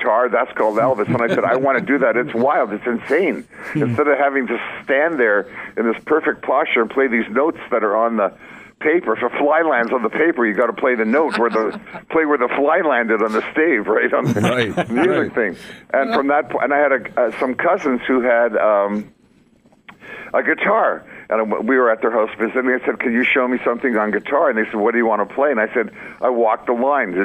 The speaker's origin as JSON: {"language": "English", "town": "Winnipeg", "region": "Manitoba", "country": "Canada", "tie": "born or raised there", "said": "I grew up in Winnipeg"}